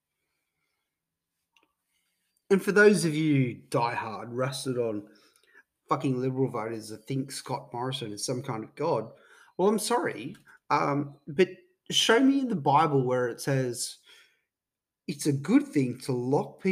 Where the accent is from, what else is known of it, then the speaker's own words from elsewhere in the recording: Queensland, Australia; Being a Queenslander